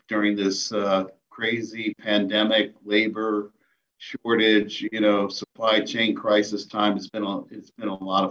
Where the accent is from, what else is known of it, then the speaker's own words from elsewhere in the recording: Cleveland, Ohio, United States; I lived in the northeast part of Cleveland in Menor, right on the lake, and grew up like most kids